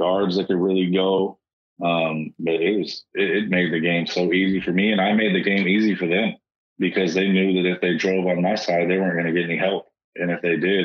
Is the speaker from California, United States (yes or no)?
yes; Bakersfield, California, United States; being back in my hometown